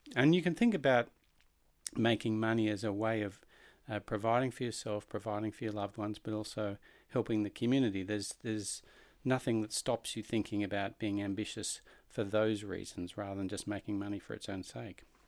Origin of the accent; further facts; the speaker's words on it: Australia; moved away; as an Australian